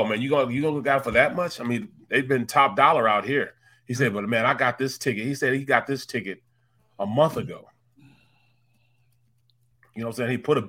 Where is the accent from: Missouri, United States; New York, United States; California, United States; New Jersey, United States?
Missouri, United States; St. Louis; moved away; We're both from St. Louis.